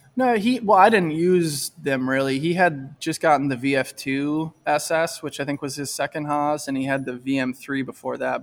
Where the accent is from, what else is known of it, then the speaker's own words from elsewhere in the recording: Michigan, United States; moved away as an adult; also born or lived in Syracuse, New York; I'm from Michigan, and I went to college in Michigan, and then I moved to Syracuse, New York, when I was twenty-three